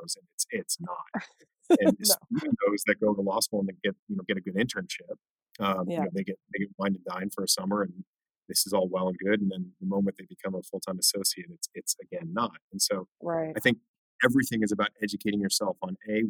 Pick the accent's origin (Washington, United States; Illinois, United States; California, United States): California, United States; Orange County; I'm from Orange County, California.